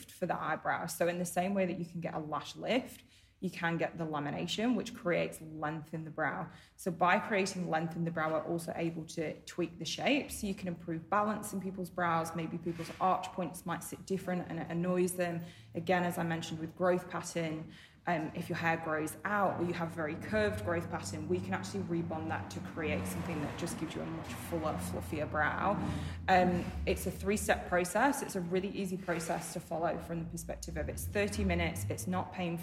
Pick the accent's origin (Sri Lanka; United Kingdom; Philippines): United Kingdom; moved away; I'm British